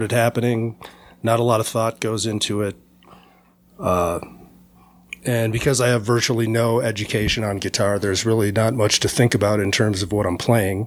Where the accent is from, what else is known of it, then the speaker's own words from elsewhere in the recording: Minnesota, United States; also born or lived in Missoula, Montana; Born and raised in Minnesota